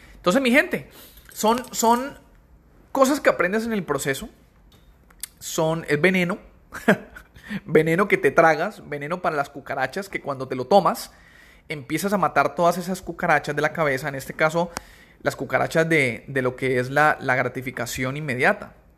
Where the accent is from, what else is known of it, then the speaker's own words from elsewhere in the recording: Cali, Valle del Cauca, Colombia; now in United States; nosotros somos de Cali, mi esposo y yo, eh, Cali, Colombia